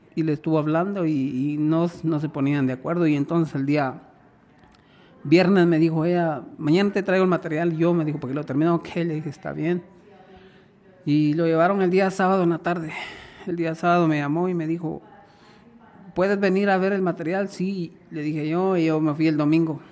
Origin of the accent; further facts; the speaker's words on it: Guatemala; now in Las Vegas, United States; yo soy guatemalteco.